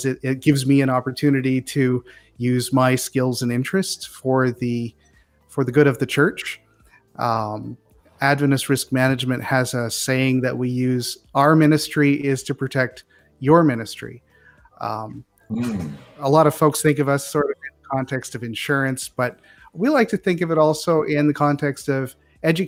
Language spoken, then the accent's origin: English; Northern Ontario, Canada; moved away; I was originally born and raised in Northern Ontario, Canada